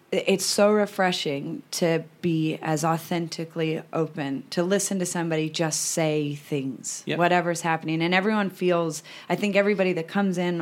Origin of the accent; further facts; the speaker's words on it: United States; now in Australia; I'm American